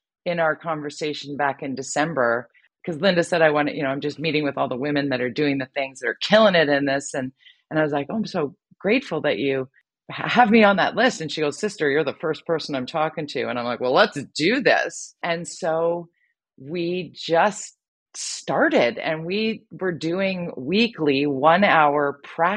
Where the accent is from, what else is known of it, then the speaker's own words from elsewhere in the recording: Vancouver, British Columbia, Canada; work in my hometown here in Vancouver